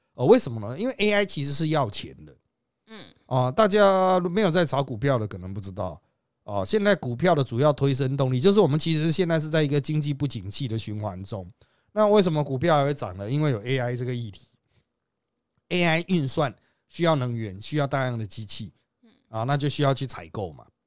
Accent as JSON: {"language": "Chinese", "country": "Taiwan", "said": "我们台湾人哪吃得了那么多香菇啊？"}